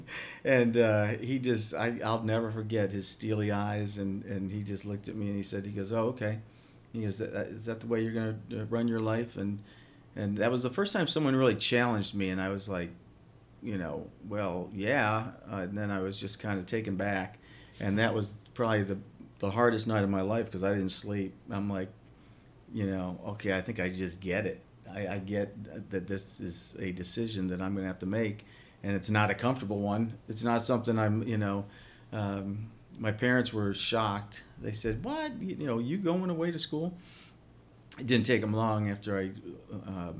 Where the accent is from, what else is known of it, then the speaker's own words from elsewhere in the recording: Worthington, Ohio, United States; I grew up in Worthington in a suburb